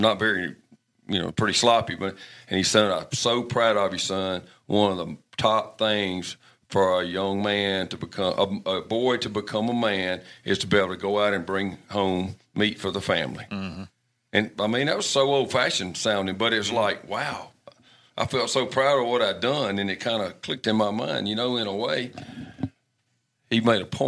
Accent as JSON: {"language": "English", "region": "Alabama", "country": "United States", "tie": "born or raised there", "said": "I grew up hunting in Alabama"}